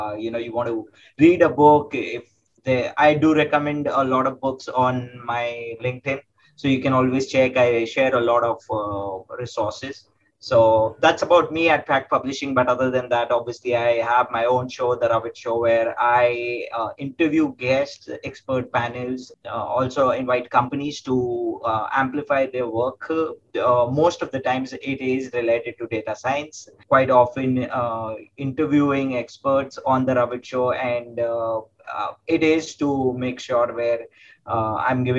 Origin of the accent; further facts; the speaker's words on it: Mumbai, Maharashtra, India; also born or lived in Pune, India; I came back to my hometown, which is Mumbai in India